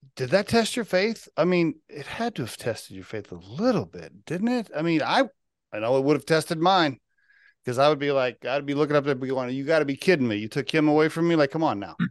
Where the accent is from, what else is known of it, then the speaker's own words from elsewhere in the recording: Oklahoma, United States; moved away; I grew up in Oklahoma